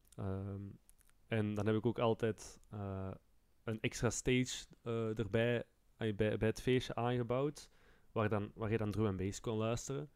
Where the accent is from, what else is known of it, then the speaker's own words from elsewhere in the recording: Turnhout, Flanders, Belgium; bij ons in Turnhout